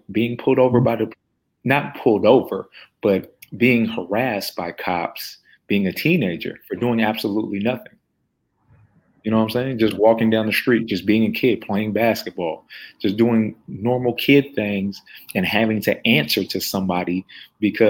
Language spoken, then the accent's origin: English; United States; Growing up in America